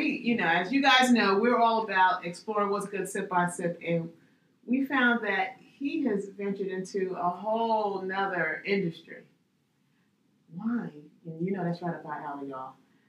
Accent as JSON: {"language": "English", "town": "New York City", "region": "New York", "country": "United States", "tie": "born or raised there", "said": "People who know me knew I grew up in Little Italy in the Bronx"}